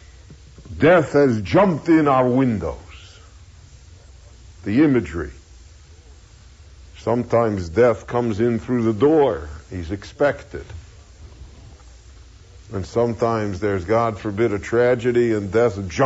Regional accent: United States; we all feel we're American. We're all citizens, and we're, you know, we're Americans.

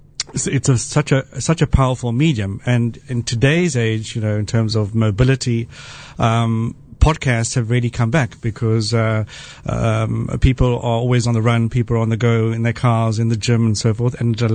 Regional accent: South Africa; I will confess I have a bit of a bias because I grew up in South Africa. I know most people wouldn't be able to ascertain that from my accent.

